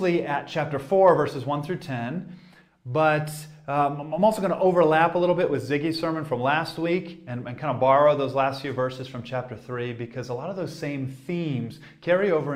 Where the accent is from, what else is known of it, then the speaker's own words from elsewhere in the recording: Boston, Massachusetts, United States; moved away; I'm originally from the Boston area in the States, and I grew up watching American football